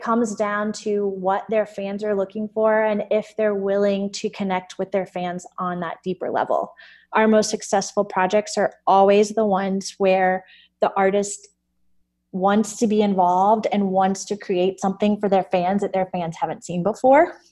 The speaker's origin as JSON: {"language": "English", "region": "the South", "country": "United States", "tie": "born or raised there", "said": "Growing up in the South"}